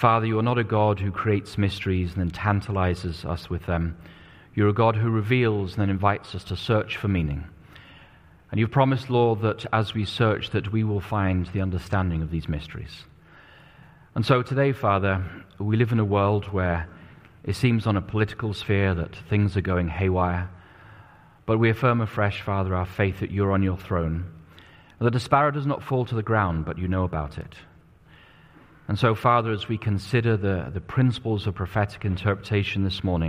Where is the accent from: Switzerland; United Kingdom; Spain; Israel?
United Kingdom; England; now in United States; I was growing up in England at the time